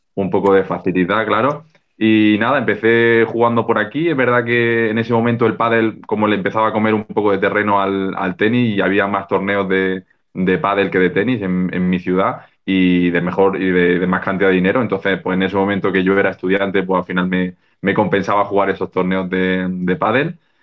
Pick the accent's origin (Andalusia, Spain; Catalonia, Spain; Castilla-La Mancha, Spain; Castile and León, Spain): Andalusia, Spain; Granada; also born or lived in Barcelona; me volví a Granada, que es mi ciudad, mi ciudad natal